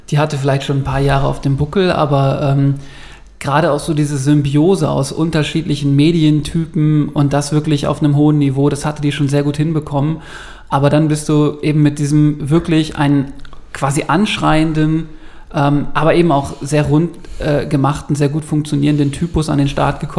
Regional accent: Ingolstadt, Bavaria, Germany; Ich komme aus Ingolstadt, ich arbeite größtenteils als Redakteur in einer Pressestelle in München

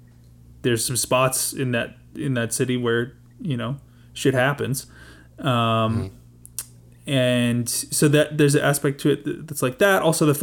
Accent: Canada; just being Canadian

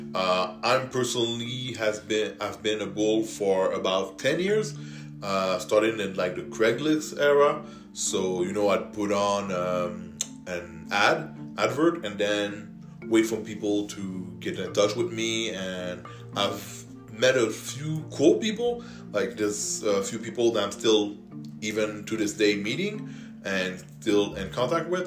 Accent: Canada; English is a second language; I'm French Canadian, so I might talk with a bit of an accent

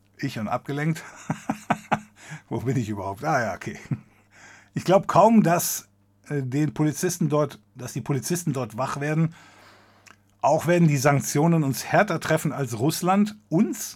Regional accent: Germany; wir als Deutsche

